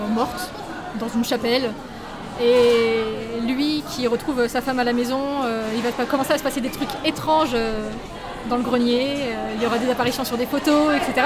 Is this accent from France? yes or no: yes; Paris, Île-de-France, France; moved away as an adult; also born or lived in Lille / South Korea; de base, je suis parisienne et je suis partie à Lille